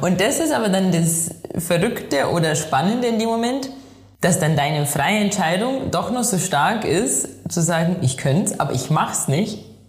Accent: Inzell, Bavaria, Germany; moved away as an adult; now in Innsbruck, Austria; ich komme aus Inzel im Chiemgau und lebe aktuell in Innsbruck in Tirol

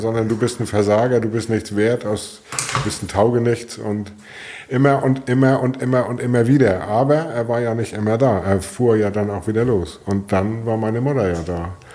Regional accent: Flensburg, Schleswig-Holstein, Germany; geboren bin ich 1965 in Flensburg

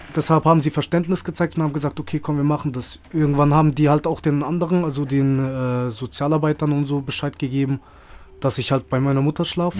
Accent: Freiburg, Baden-Württemberg, Germany; moved away as an adult; eigentlich aus Freiburg, Bruder. Gebürtiger Freiburger.

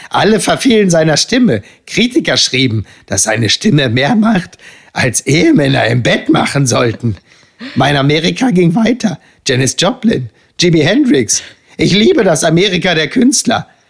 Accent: Germany; wir als Deutsche

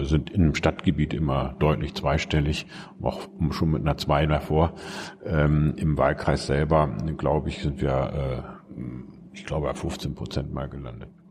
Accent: Bremen, Germany; moved away as an adult; also born or lived in Göttingen; Da, wo ich heute Morgen hergekommen bin, nämlich in Bremen-Fegesack. Mhm ähm, im Norden von Bremen

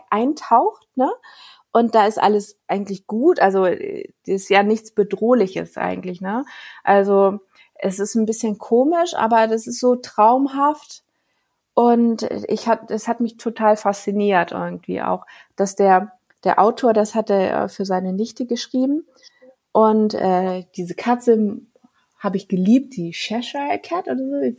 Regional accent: Giessen, Hesse, Germany; born there; also born or lived in Lower Saxony / Schleswig-Holstein; Ich bin in Gießen geboren, in Hessen. Und dann sind ja. wir über Niedersachsen nach äh, äh, Schleswig-Holstein.

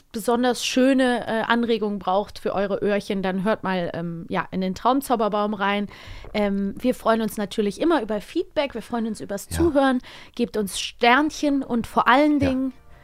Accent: Cologne, North Rhine-Westphalia, Germany; Weil ich komme ja aus Köln.

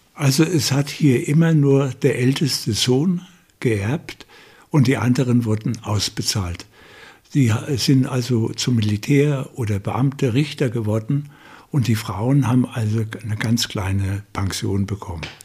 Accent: Irmelshausen, Bavaria, Germany; also born or lived in Bad Kissingen / Königshofen; Von dort sind wir hier nach Irmelshausen gekommen, haben hier gelebt und die Schule auf den Dörfern war so schlecht

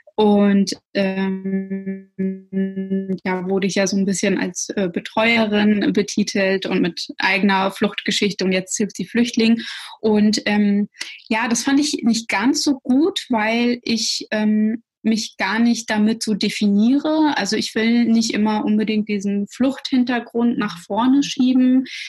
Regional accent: Schwerin, Mecklenburg-Vorpommern, Germany; first language Russian; moved away as an adult; also born or lived in Russia / Berlin; ich bin in Schwerin dann aufgewachsen und auch zur Schule ge äh, gegangen

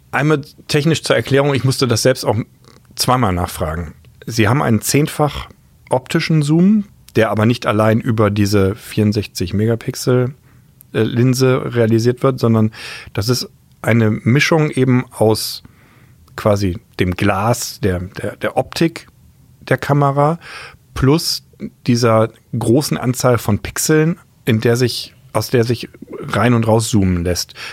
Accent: Bremen, Germany; moved away; also born or lived in Hamburg; Ja, ich bin ja Bremer.

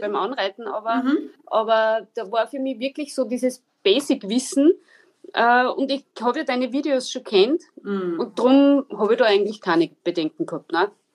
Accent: Linz, Upper Austria, Austria; Ich komme aus Oberösterreich, aus Linz

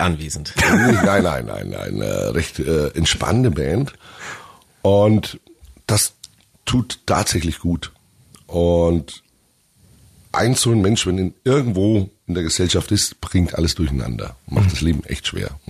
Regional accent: Augsburg, Bavaria, Germany; meine Heimatstadt.

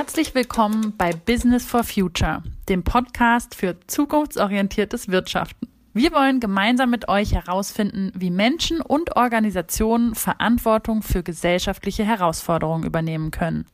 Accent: East Germany, Germany; now in Berlin, Germany; Ich bin in der DDR groß geworden

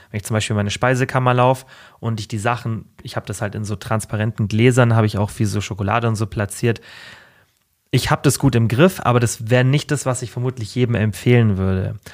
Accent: Germany; also born or lived in Allgäu; ich bin in Deutschland geboren

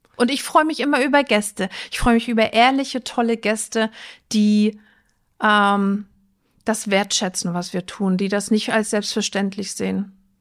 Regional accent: Rostock, Mecklenburg-Vorpommern, Germany; now in Flensburg, Germany; Ich bin ein Küstenkind, ich komme aus Rostock

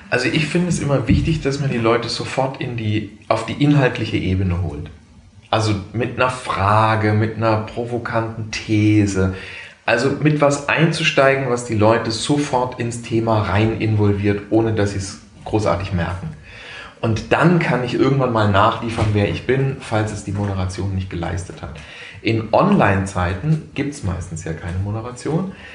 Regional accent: Heidelberg, Baden-Württemberg, Germany; am Stadttheater auch in Heidelberg, was meine Heimatstadt ist

